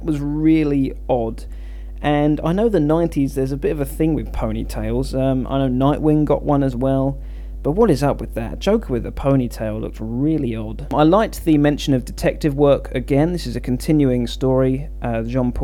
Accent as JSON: {"language": "English", "region": "England", "country": "United Kingdom", "said": "my home country of England"}